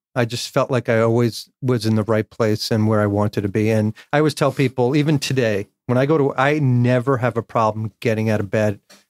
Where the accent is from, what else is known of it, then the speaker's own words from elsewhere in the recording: North Bergen, New Jersey, United States; So I grew up in Hudson County, North Bergen, New Jersey.